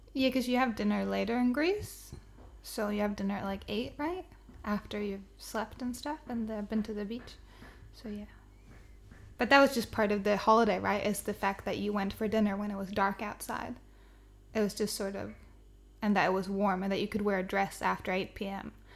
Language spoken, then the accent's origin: English; southern Sweden, Sweden; born or raised there